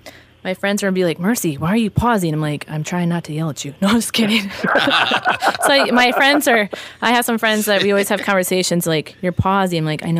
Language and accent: English; Madelia, Minnesota, United States; I'm like, oh, I didn't tell you I was from Medelia. I'm like, that's where I'm from.